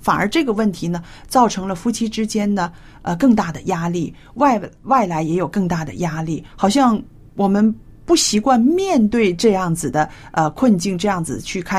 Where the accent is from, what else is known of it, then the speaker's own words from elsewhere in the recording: China; 但是呢，我就知道我们中国人呢，还有亚洲人，常常遇到一个问题